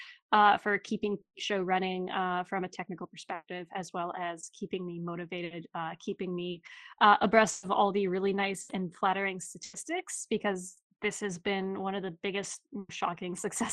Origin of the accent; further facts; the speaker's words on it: Kapuskasing, Ontario, Canada; moved away; also born or lived in Toronto; I was fine with Kapuskasing winters